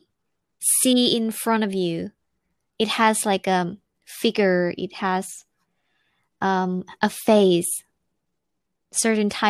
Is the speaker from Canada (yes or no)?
no; near Chiang Mai, Northern Thailand, Thailand; moved away as an adult; now in Japan; I'm from like the Inaka, like it's not in the city, so I don't know if many people know that city. It's near Chiang Mai in the north of Thailand.